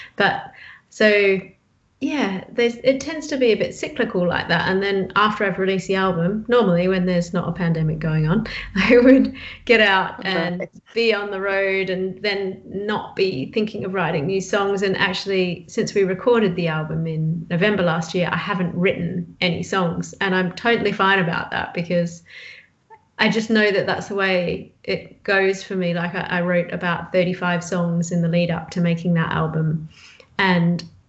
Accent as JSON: {"language": "English", "town": "Bridgetown", "region": "Western Australia", "country": "Australia", "tie": "born or raised there", "said": "my hometown, Bridgetown"}